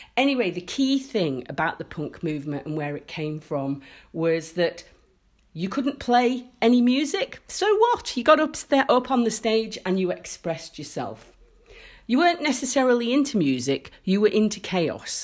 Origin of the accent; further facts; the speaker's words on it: Isle of Man; my life growing up in the Isle of Man